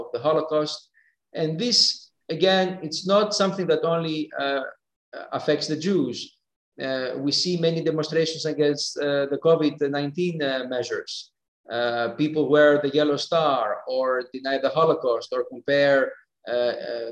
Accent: Thessaloniki, Central Macedonia, Greece; first language Greek; English is a second language; moved away as an adult; now in Geneva, Switzerland; growing up in Thessaloniki

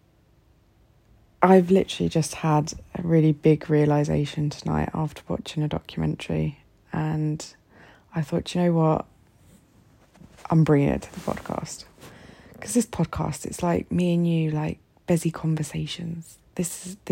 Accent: United Kingdom; now in Egypt; as a British woman living here in Egypt

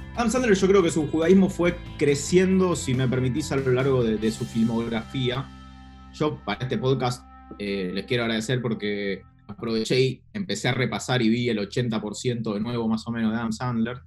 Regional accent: Buenos Aires, Argentina; tuvo la infancia y la adolescencia en los 90, me educó la televisión y, como persona porteña de clase media

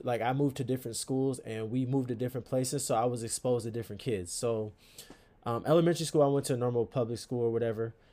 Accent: Stamford, Connecticut, United States; now in Akron, United States; I'm from Stamford, Connecticut. Born and raised

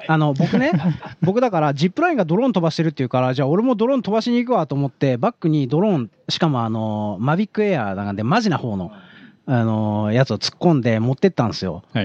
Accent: Tokyo, Japan; also born or lived in Osaka; 東京人として

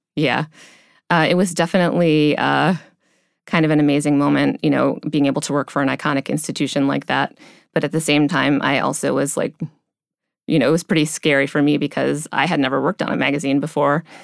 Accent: Cleveland, Ohio, United States; I grew up in the Midwest, um, uh, near Cleveland, Ohio

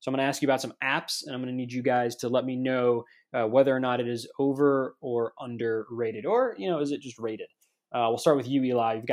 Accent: Minnesota, United States

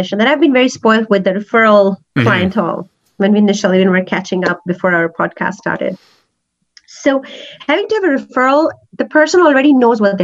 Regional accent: Pakistan; English is a second language; also born or lived in Kenya; now in Calgary, Canada; growing up in Pakistan

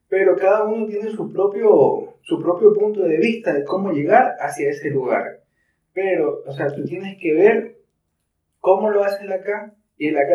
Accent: Guayaquil, Guayas, Ecuador; somos latinos, somos ecuatorianos, somos guayacos, madera de guerrero.

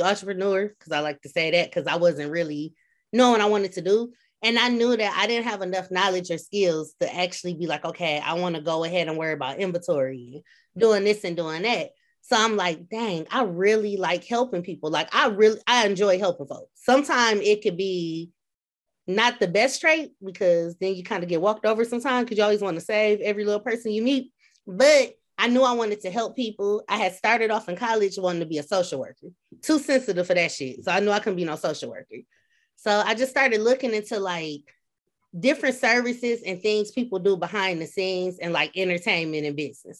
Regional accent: Flint, Michigan, United States; moved away as an adult; now in Peoria, United States; I'm from Flint, Michigan. I like to say, in parentheses, Beecher

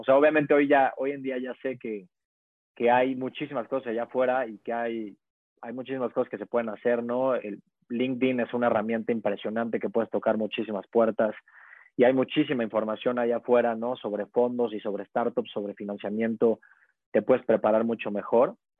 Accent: Puebla, Mexico; soy poblano 100%

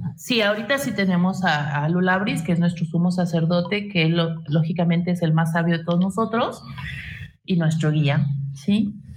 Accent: Mexico; de nacimiento soy italo mexicano entonces mis tradiciones son mixtas

